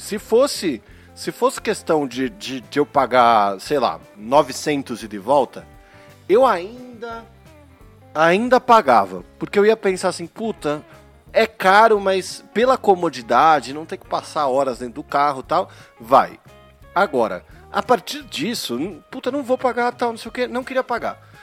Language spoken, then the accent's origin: Portuguese; Paulista, São Paulo, Brazil; eu sou paulista escarrado, né, meu? Eu sou aquele paulista que tem medo do Rio de Janeiro